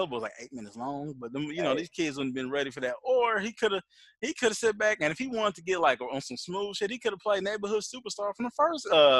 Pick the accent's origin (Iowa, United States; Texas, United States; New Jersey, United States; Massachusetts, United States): New Jersey, United States; I'm from Jersey.